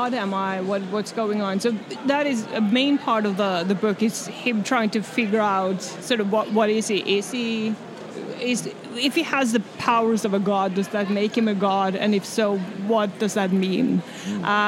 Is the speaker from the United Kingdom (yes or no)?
no; Norway; I'm from Norway, if that wasn't clear. I'm named after Thor. I grew up with the Norse myths